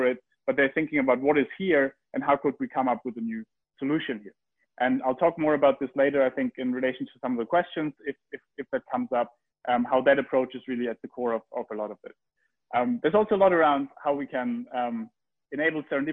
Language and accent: English; Heidelberg, Baden-Württemberg, Germany; I grew up in Heidelberg